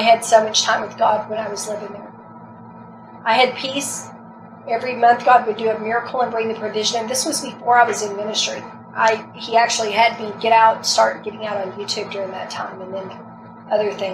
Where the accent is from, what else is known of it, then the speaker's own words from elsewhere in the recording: the South, United States; I'm from the South. We got good food down here.